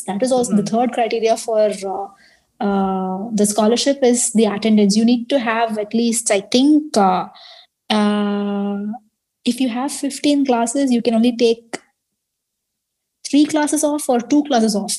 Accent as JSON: {"language": "English", "country": "India", "moved": "yes", "lives_now": "Taiwan", "said": "I am Indian."}